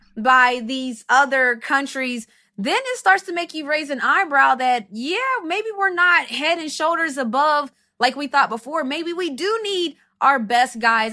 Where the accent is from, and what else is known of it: United States; first language English